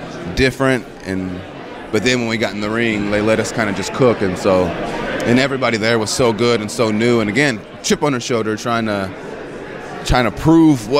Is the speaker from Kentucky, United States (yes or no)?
yes; Paducah, Kentucky, United States; I'm from Kentucky